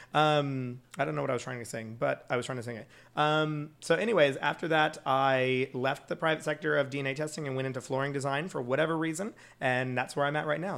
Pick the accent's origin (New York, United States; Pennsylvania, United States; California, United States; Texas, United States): Texas, United States; Schertz; I'm actually from a small town outside of San Antonio called Schertz, Texas, S C H E R T Z.